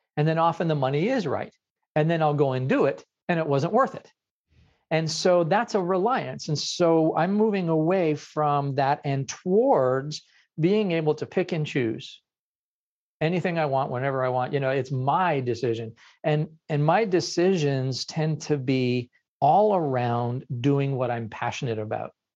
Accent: Ottawa, Ontario, Canada; I'm from Canada

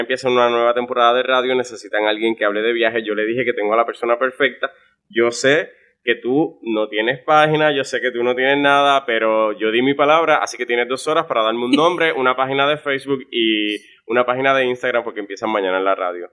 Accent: Florida, Puerto Rico; yo soy natural del municipio de Florida, un municipio muy conocido en Puerto Rico

